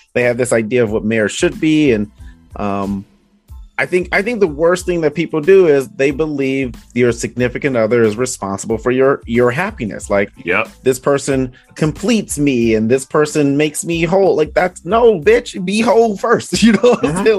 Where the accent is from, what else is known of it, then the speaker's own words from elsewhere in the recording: Detroit, Michigan, United States; moved away; also born or lived in Arizona / Iowa; I'm from Detroit